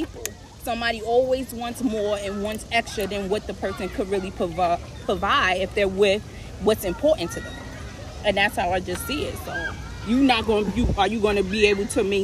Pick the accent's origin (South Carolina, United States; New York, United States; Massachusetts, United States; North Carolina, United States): New York, United States; New York City; also born or lived in Williamsburg, Brooklyn; I'm from Brownsville originally. I currently live in Williamsburg right now.